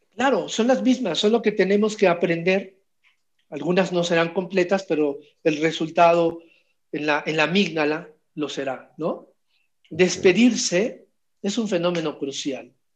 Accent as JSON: {"language": "Spanish", "country": "Mexico"}